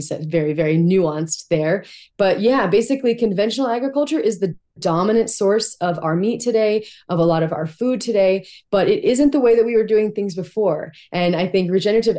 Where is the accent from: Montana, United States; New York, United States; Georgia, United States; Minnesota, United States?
Montana, United States; I grew up in Montana. These are my people